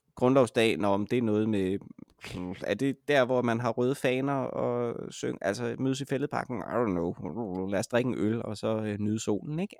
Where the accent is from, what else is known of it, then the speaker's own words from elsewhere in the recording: Denmark; jeg er dansker